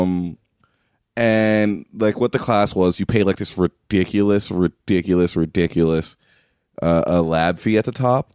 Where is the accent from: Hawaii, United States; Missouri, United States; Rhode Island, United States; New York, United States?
New York, United States; moved away; also born or lived in McAllen, Texas; I'm from New York. I went to school in McAllen, Texas